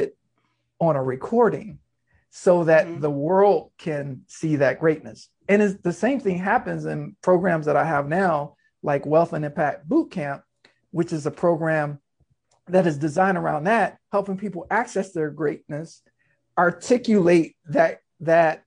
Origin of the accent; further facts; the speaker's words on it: Norfolk, Virginia, United States; I was born in Norfolk, Virginia